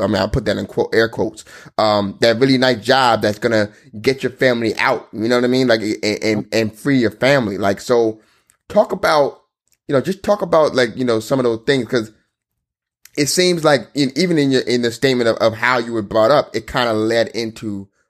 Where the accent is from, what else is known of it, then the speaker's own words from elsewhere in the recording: Nigeria; I know I'm Nigerian, right?